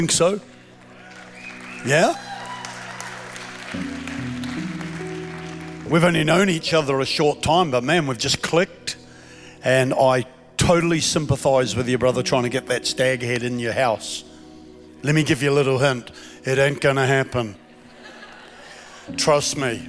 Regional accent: Queensland, Australia; I'm from Queensland, Australia

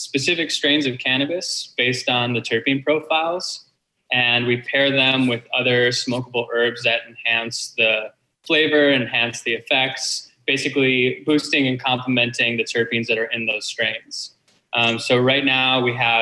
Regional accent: Detroit, Michigan, United States; moved away as an adult; also born or lived in Southern California; now in California, United States; So I was born in Southern California, but I mostly grew up in Detroit, in the Detroit area in Michigan.

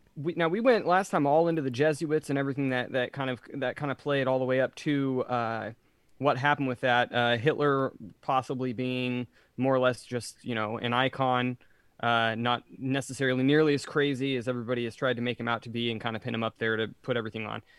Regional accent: California, United States; being Californian

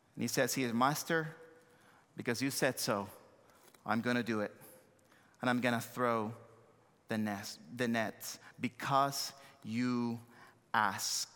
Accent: Santo Domingo, Distrito Nacional, Dominican Republic; accent: thick accent; English is a second language; moved away as an adult; also born or lived in United States / Joliet, Illinois; born and raised in Santo Domingo, Dominican Republic, came to the States, uh, uh, many years ago

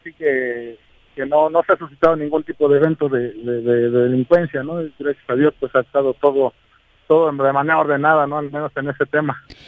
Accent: Cuernavaca, Morelos, Mexico; la mayoría de la gente que convivimos ahí en la Plaza Lido somos gente de Cuernavaca y gente que no nos queremos ir

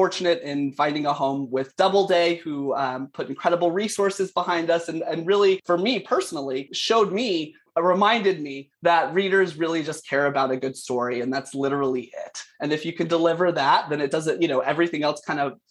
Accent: South Carolina, United States; now in Canada; I'm from South Carolina originally, although I am calling in from Canada, where I live now.

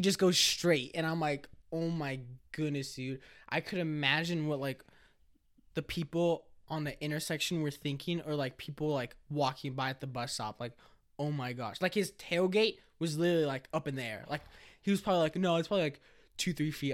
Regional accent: Monrovia, California, United States; also born or lived in East Los Angeles, California; I grew up in Cal State, L A area, like, the college

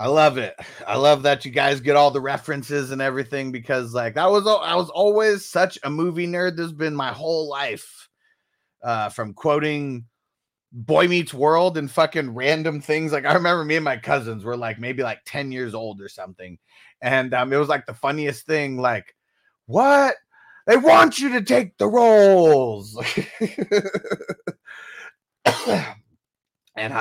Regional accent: San Diego, California, United States; now in Las Vegas, United States; I'm originally from San Diego, but now we're living in Vegas, living it up in Vegas

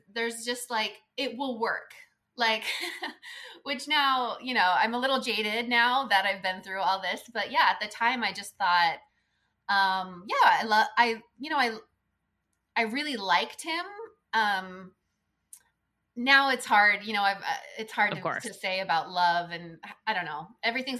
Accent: California, United States; I was raised in California.

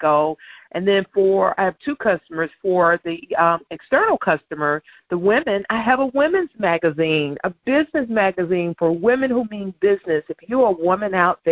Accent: the South, United States; we're both from the South

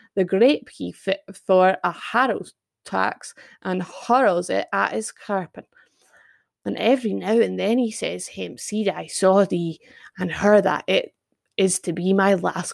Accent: Scots, Scotland, United Kingdom; accent: Scottish; hopefully I don't butcher my Scots too much and put my family to shame. And uh, maybe you can hear my accent more than normal

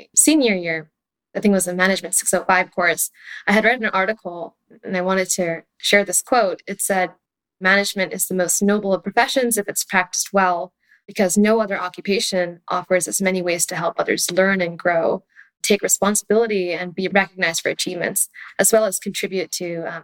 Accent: Palo Alto, California, United States; I was born and raised in the Bay Area right here in Palo Alto

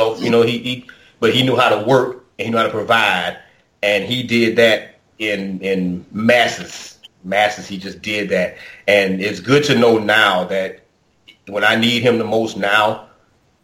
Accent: United States; growing up in Oakland Heights

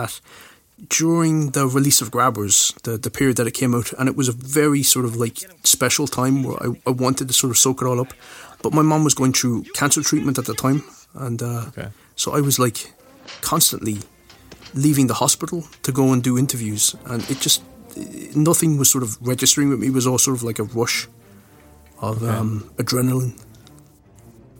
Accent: Ireland; we're Irish, and there's this sort of ingrained ness with us as people

